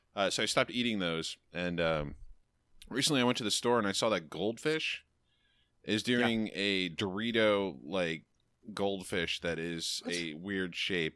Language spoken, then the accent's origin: English; the Adirondacks, New York, United States; near my home, as I am from the Adirondacks